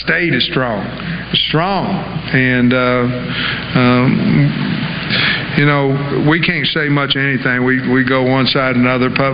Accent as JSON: {"language": "English", "region": "Oklahoma", "country": "United States", "tie": "born or raised there", "moved": "yes", "lives_now": "Arkansas, United States", "said": "I'm from Oklahoma. Grew up a Sooner fan until I moved out to Eastern Oklahoma, became a Hog fan"}